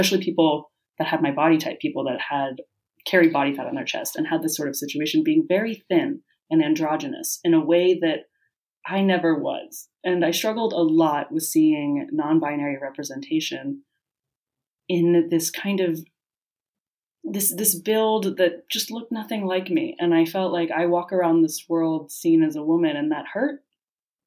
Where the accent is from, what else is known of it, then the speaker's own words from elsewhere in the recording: United States; moved away as an adult; now in Madrid, Spain; growing up in the United States